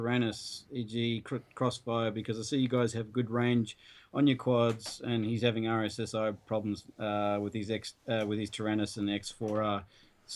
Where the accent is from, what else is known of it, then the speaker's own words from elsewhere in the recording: Australia; I'm Australian